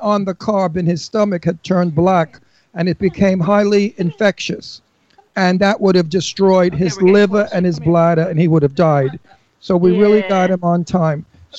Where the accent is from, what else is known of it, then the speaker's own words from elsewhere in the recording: United States; also born or lived in Genoa, Italy; I said, no, I'm an American Italian.